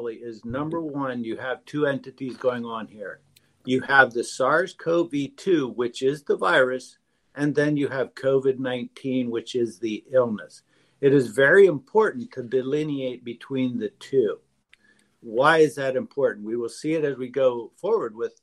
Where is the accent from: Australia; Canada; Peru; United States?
Peru; moved away; I grew up in Peru